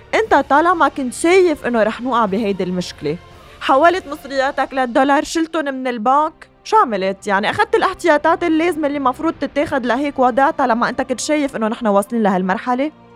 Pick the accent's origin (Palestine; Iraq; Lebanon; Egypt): Lebanon; نحن كلبنانيين